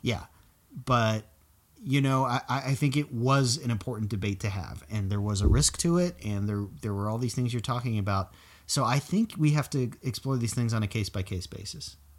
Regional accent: South Florida, United States; growing up in South Florida

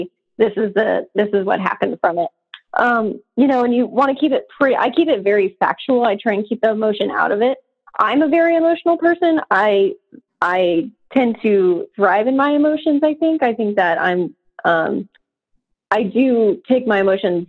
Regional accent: Atlanta, Georgia, United States; I'm from Atlanta

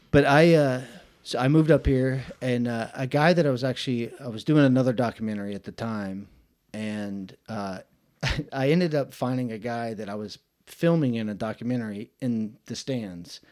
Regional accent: Atlanta, Georgia, United States; moved away as an adult; now in Chattanooga, United States; I'm from Atlanta, Georgia, born and raised

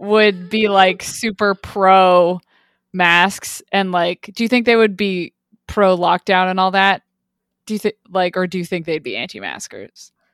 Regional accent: Quebec, Canada; my home province

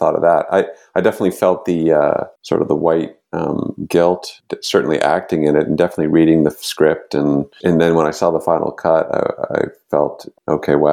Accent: Oakville, Ontario, Canada; I'm from Oakville, which is one past that. And we kind of have like a banter, like a shorthand, being from those suburban areas

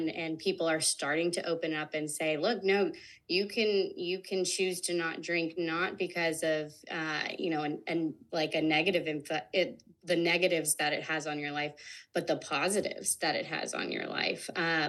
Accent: the South, United States; growing up in the South and then moving out West and all that kind of thing

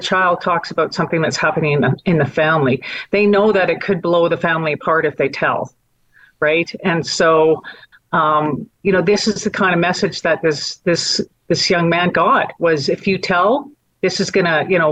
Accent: Calgary, Alberta, Canada; also born or lived in Edmonton; While I was raised in Edmonton, or born in Edmonton, raised in Calgary, I know what the Stampede means to this city

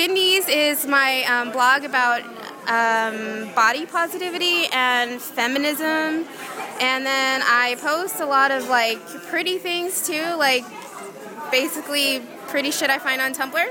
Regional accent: California, United States; growing up in California in the United States.

